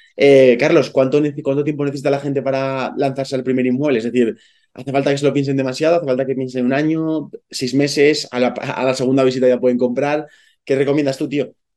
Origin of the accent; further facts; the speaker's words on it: Zaragoza, Aragon, Spain; yo soy de Zaragoza